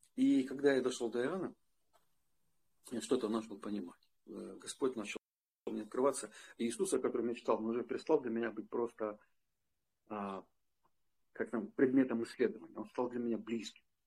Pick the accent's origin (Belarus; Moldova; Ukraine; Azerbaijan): Ukraine; Donetsk, Donetsk Oblast; moved away as an adult; also born or lived in Prokhladny, Kabardino-Balkaria, Russia; в городе Донецке, это мой родной город, я из Донецка